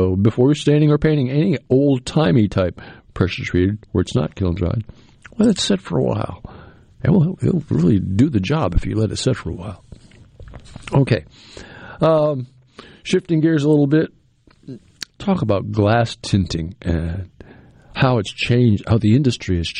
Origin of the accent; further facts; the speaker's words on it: New England, United States; moved away; I grew up in New England